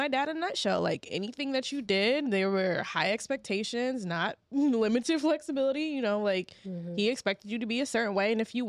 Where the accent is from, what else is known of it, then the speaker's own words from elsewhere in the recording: Kilmichael, Mississippi, United States; Kilmichael, Mississippi.